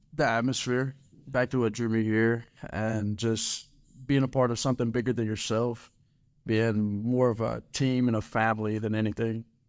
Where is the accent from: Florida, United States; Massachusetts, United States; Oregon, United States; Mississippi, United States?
Mississippi, United States; Taylorsville; moved away as an adult; now in Ruston, United States; I'm a freshman from Taylorsville, Mississippi